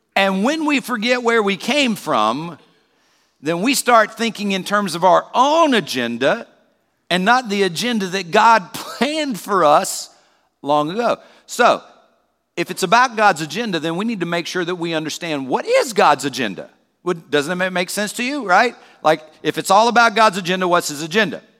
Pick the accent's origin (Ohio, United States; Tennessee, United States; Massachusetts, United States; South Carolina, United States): South Carolina, United States; moved away; also born or lived in Peoria; where I grew up in South Carolina